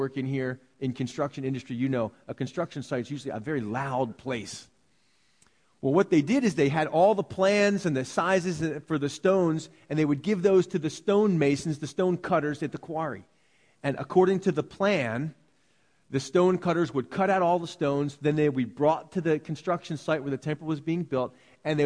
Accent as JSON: {"language": "English", "country": "United States", "said": "we're American"}